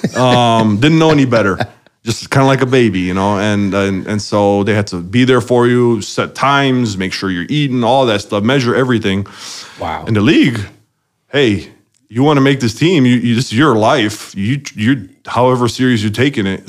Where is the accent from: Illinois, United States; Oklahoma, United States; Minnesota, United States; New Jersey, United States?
Illinois, United States; Chicago; I was born in Chicago, uh, and man, I, I grew up uh, the youngest out of uh, five total